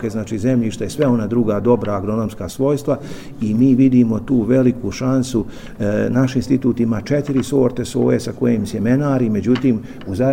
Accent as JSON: {"language": "Croatian", "region": "Republika Srpska", "country": "Bosnia & Herzegovina", "said": "Kod nas u Republici Srpskoj"}